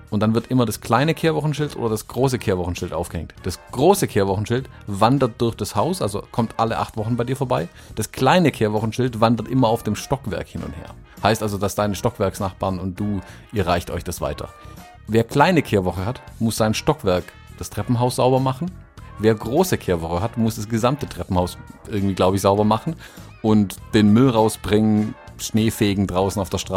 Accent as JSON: {"language": "German", "region": "the South", "country": "United States", "said": "da wo ich herkomme eben. In den Süden, wo wirklich die, die Rednecks ähm, rumhängen, die ihn wählen und seine Aussagen glauben."}